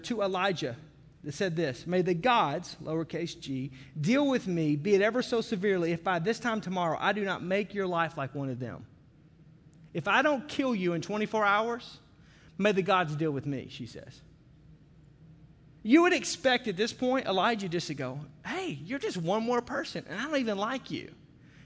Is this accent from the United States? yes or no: yes; Arkansas, United States; you can tell I'm from Arkansas